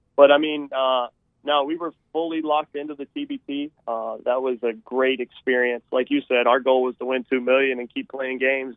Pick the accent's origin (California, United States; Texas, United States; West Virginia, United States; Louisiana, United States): West Virginia, United States; Charleston; also born or lived in Huntington, West Virginia; growing up in Charleston, growing up in Huntington